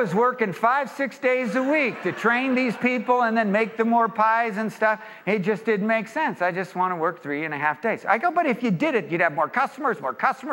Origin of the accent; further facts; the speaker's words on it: Orange County, California, United States; I'm from Orange County, I'm around a lot of business people.